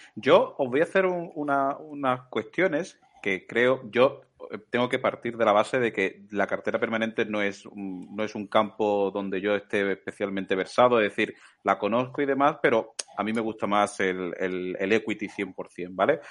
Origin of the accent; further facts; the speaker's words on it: Málaga, Andalusia, Spain; yo que soy malagueño